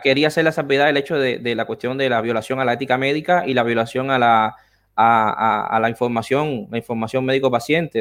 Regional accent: Havana, Cuba; moved away as an adult; now in Argentina; soy médico de San Miguel de Padrón, eh, de la provincia de La Habana

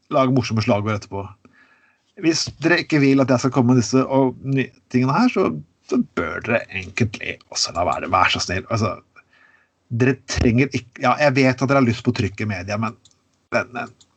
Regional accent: Telemark, Norway; jeg kommer fra Telemark. Det vet jo alle sammen. Jeg er fra, jeg er fra Telemark. Og det, jeg vokste opp med det som kalles rånere

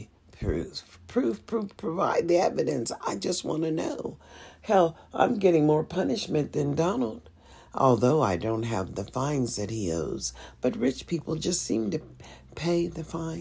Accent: United States; also born or lived in Nevada; As an American

